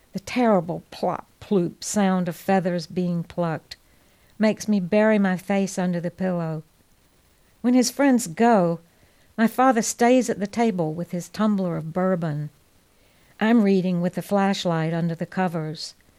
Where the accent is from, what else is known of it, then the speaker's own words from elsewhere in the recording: Georgia, United States; also born or lived in San Francisco / Tuscany; now in North Carolina, United States; I was raised in Georgia, born and raised in Georgia